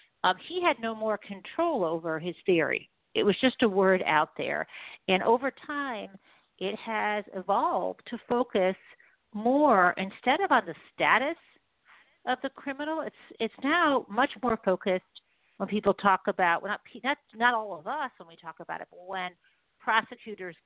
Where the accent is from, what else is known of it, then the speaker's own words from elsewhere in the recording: Detroit area, Michigan, United States; I grew up in the Detroit area.